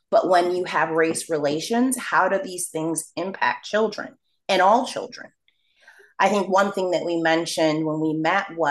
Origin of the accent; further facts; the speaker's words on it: Rochester, New York, United States; as an African-American growing up in Rochester, New York